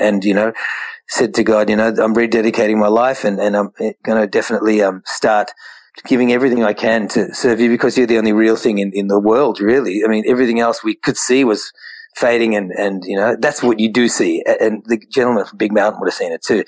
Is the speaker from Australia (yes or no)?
yes; Australia; We're Indian Australians